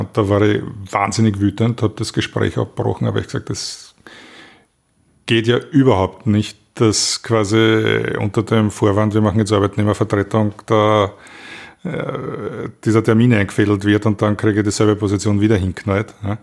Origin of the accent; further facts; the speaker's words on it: Austria; als Österreicher